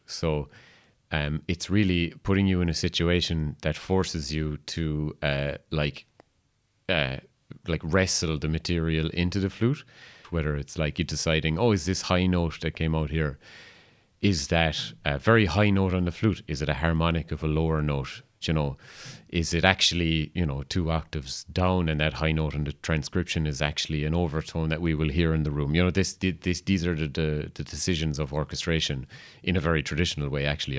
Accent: Kerry, Munster, Ireland; a composer from Kerry

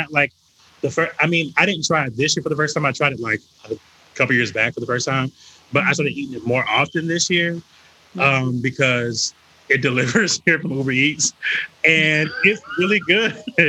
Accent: the South, United States; I'm from the South, the Black South. We throw down.

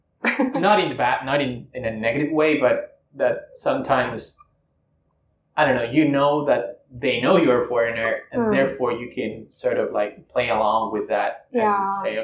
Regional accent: Spain; now in Sendai, Japan; I'm from Spain

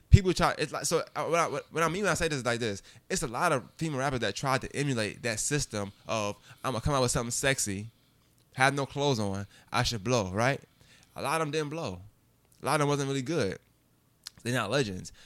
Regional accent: New York, United States; born or raised there

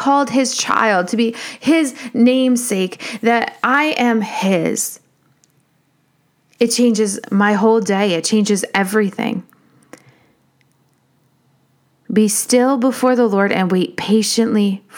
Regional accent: United States; as an American

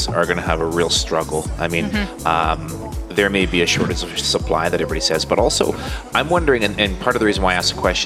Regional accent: Canada; I'm Canadian

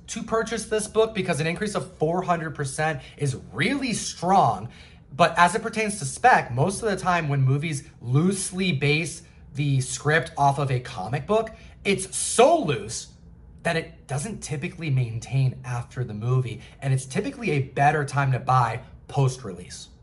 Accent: New York, United States; I'm from New York

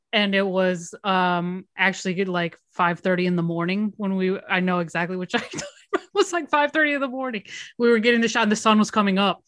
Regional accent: Miami, Florida, United States; moved away as an adult; I'm from Miami

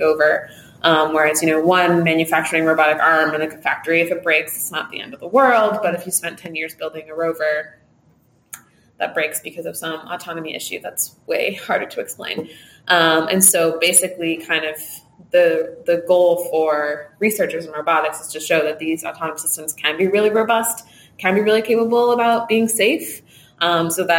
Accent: Los Angeles, California, United States; moved away as an adult; I grew up in Los Angeles, California

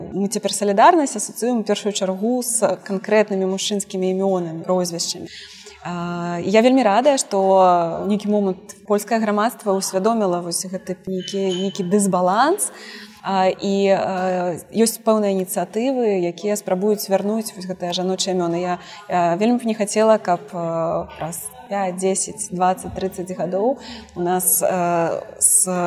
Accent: Belarus; мы беларускі народ

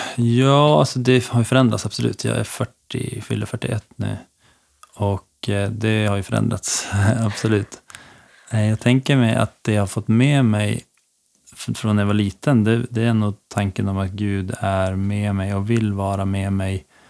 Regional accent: Skellefteå, Västerbotten County, Sweden; now in Örnsköldsvik, Sweden; jag är från Skellefteå egentligen. Ehm, uppvuxen där mina första år

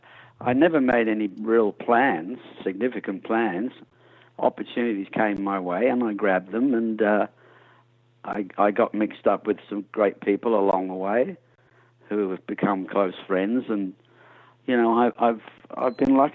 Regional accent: Adelaide, South Australia, Australia; also born or lived in England; My early days in the 60s, growing up in Adelaide, South Australia

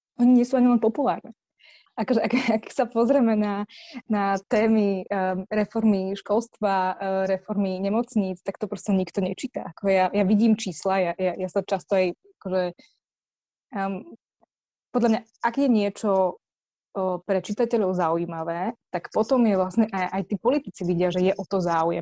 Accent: Martin, Žilina Region, Slovakia; ja som z Martina

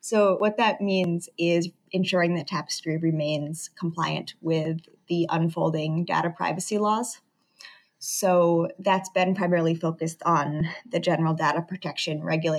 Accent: northeastern Connecticut, United States; moved away as an adult; now in New York City, United States; So I'm from Connecticut, northeastern Connecticut. So Boston is our city over New York.

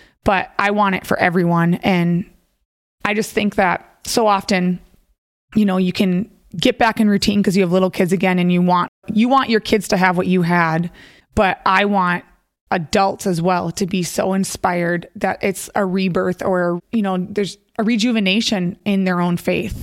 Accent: Minnesota, United States; I grew up in Minnesota and I'm one of three girls

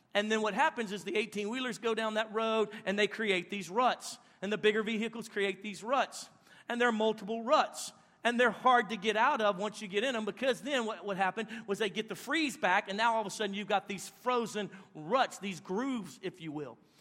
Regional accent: Louisiana, United States; where we're at in Louisiana, everybody's poop from upstream comes down to my spot right there

